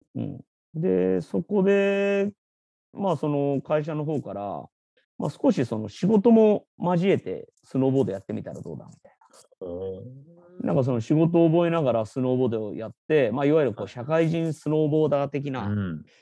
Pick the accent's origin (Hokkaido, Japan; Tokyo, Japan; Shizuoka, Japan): Tokyo, Japan; 東京生まれなんですけど